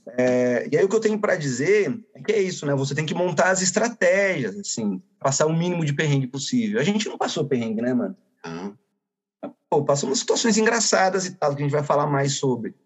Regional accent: Iracemápolis, São Paulo, Brazil; Somos aqui da pequenina Iracemápolis

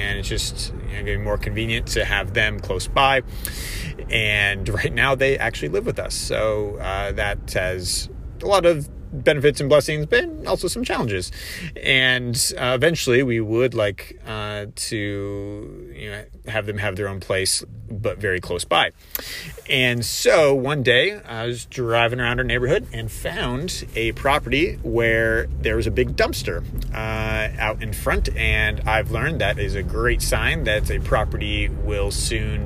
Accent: Columbus, Ohio, United States; my driving for dollars has been in Columbus, which is about an hour away, and that's my hometown.

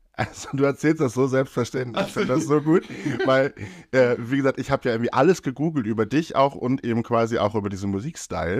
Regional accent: Brillit, Lower Saxony, Germany; ich komme ja aus Brillitt

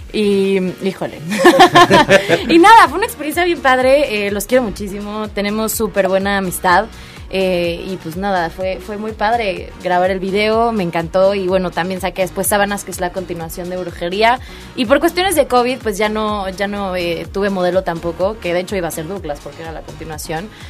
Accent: Cuernavaca, Morelos, Mexico; soy de aquí de Cuernavaca, Morelos

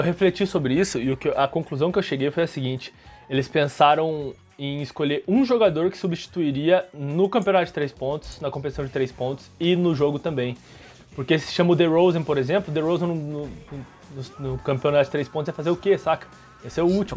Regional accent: Brazil; a gente é brasileiro

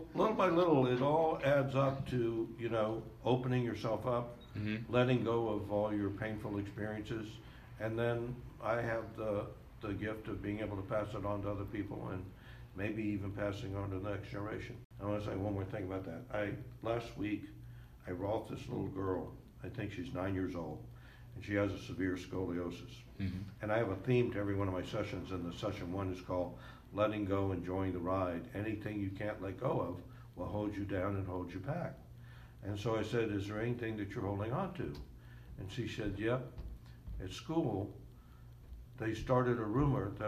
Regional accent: the South, United States; I grew up in the South.

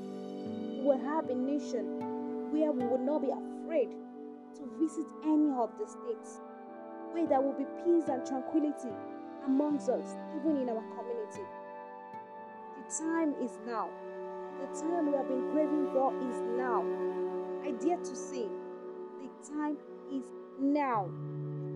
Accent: Nigeria; I'm a Niger.

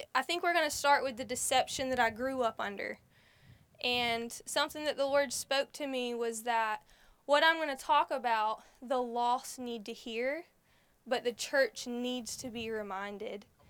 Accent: United States; Growing up in Holmes County

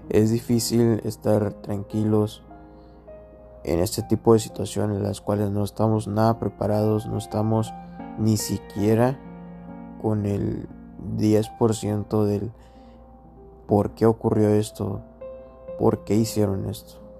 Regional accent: Mexico; y algo complicado ser uno como mexicano

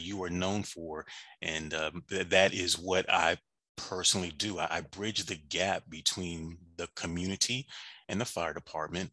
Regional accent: Washington, D.C. / suburbs of Maryland, United States; moved away as an adult; now in Atlanta, United States; I am actually from Washington, D.C. That is, the DMV is home for me. Grew up in the suburbs of Maryland, probably in grade school, and moved down to Atlanta back in 2003-ish

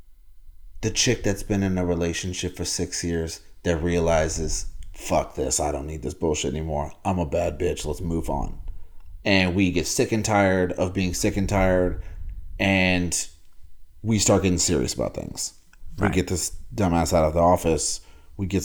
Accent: California, United States; also born or lived in Baton Rouge, Louisiana / the South; you grow up in California

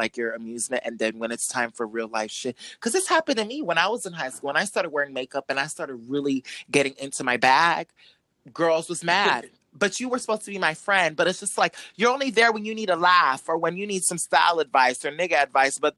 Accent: Miami, Florida, United States; we're all from Miami

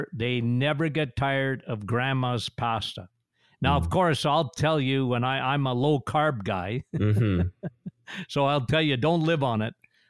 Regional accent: Timmins, Ontario, Canada; Timmins, Ontario. Shania Twain and I.

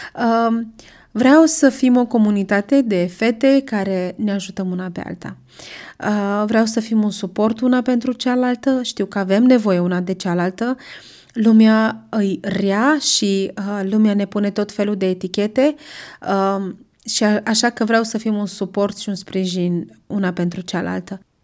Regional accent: Brașov, Brașov County, Romania; sunt din Brașov, am crescut în Brașov, încă locuiesc în Brașov

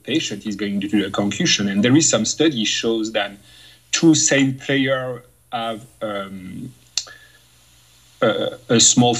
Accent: France; English is a second language; moved away as an adult; now in Moncton, Canada; I come from France

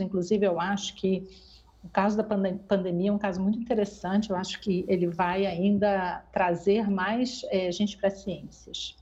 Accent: Brazil; moved away as an adult; eu saí do Brasil por causa disso

